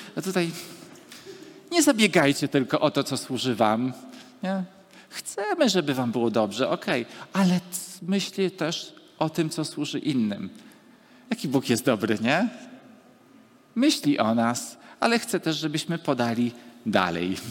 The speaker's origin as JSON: {"language": "Polish", "town": "Gdańsk", "region": "Pomeranian Voivodeship", "country": "Poland", "tie": "born or raised there", "said": "urodziłem się w tym mieście i w tym czasie"}